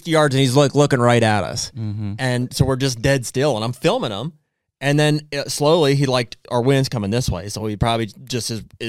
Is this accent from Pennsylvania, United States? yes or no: yes; Pennsylvania, United States; I'm not from Ohio. I'm from Pennsylvania.